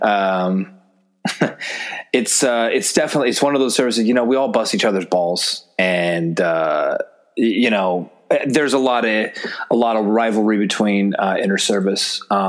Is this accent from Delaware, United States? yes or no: no; Seattle, Washington, United States; moved away as an adult; So I was I grew up in Seattle, around Seattle, and I played baseball in college before all of this.